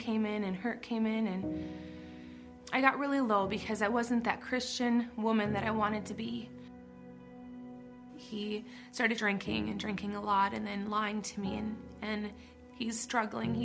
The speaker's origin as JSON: {"language": "English", "town": "Jim Falls", "region": "Wisconsin", "country": "United States", "tie": "born or raised there", "said": "I was born and raised in Jim Falls"}